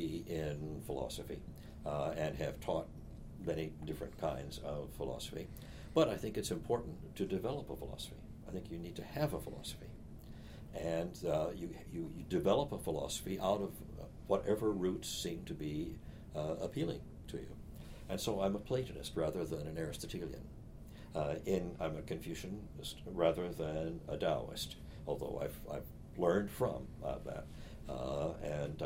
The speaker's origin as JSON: {"language": "English", "region": "Missouri", "country": "United States", "tie": "born or raised there", "moved": "yes", "lives_now": "Boston, United States", "said": "I was raised in Missouri"}